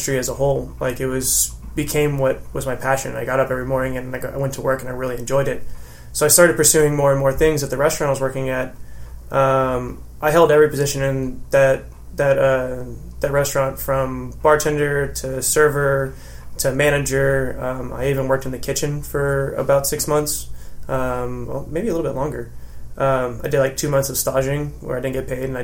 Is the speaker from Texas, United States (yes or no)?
yes; Sugar Land, Texas, United States; also born or lived in College Station, Texas; I grew up in Sugar Land, went to school out there